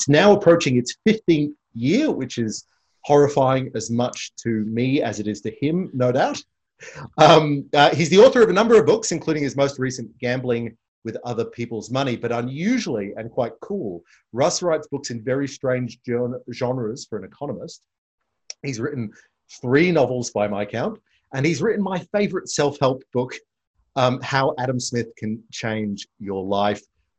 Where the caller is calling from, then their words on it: Victoria, Australia; I mean, so I'm doing this from Victoria. We're going back down into lockdown.